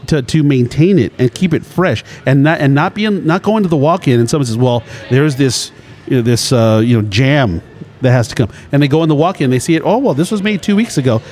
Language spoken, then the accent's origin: English; Culver City, California, United States; I, grew up in a Jewish neighborhood, mm-hmm. Culver City